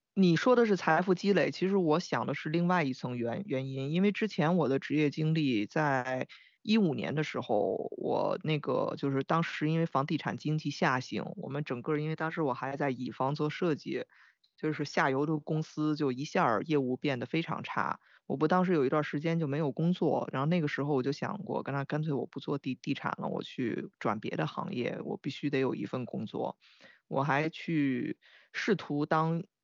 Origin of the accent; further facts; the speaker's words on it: Beijing, China; 我我很难讲别的北京人